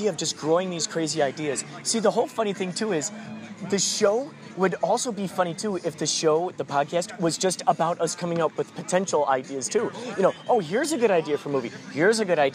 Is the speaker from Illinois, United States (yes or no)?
yes; Carol Stream, Illinois, United States; growing up in Carol Stream.